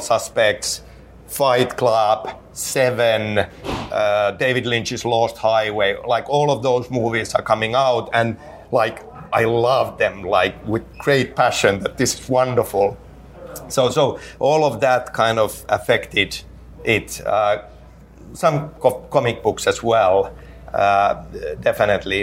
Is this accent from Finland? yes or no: yes; Finland; English is a second language; in Finland, you know, as a kid, kid growing up, obviously English is not my native language